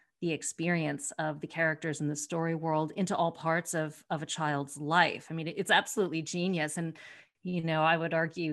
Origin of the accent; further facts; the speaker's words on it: United States; I'm American